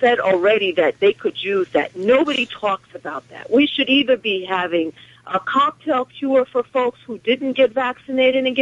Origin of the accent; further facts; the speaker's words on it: Westchester, New York, United States; from Westchester